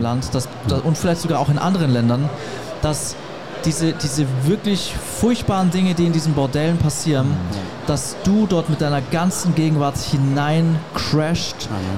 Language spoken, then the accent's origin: German; Germany; als Deutscher, der noch nie in Afrika war